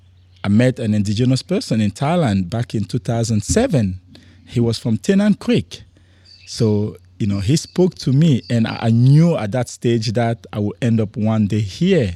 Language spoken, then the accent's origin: English; Cameroon; also born or lived in France; now in Darwin, Australia; I was born in Cameroon, which is a tiny country in Central Africa area.